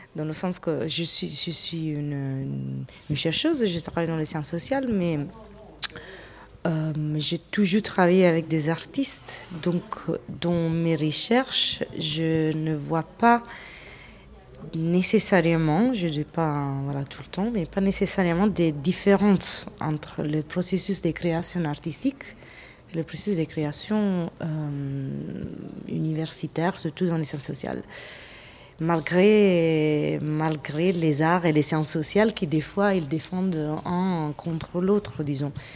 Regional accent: Italy; French is a second language; also born or lived in England; now in France; je suis italienne d'origine

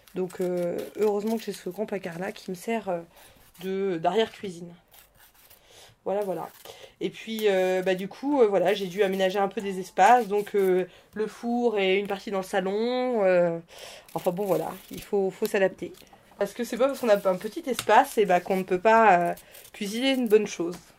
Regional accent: Normandy, France; je viens de Normandie

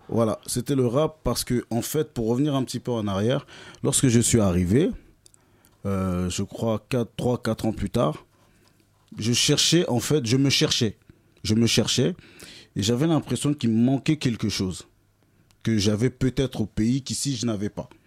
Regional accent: France; also born or lived in Kinshasa, DR Congo; Donc, je suis né à Kinshasa. Je suis arrivé en France très jeune, dans les années 90

